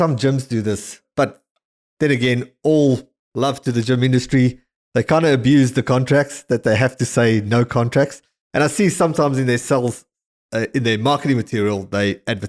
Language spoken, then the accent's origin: English; South Africa; growing up in South Africa